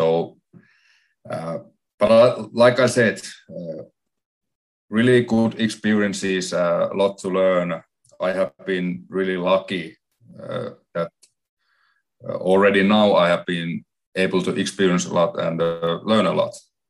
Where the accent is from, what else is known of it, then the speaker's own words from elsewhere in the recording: Oulu, North Ostrobothnia, Finland; moved away as an adult; also born or lived in Helsinki / Davos; Oulu, which is my hometown